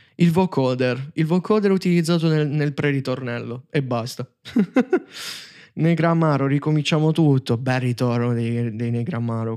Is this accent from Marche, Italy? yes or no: no; Taranto, Apulia, Italy; io so Tarantino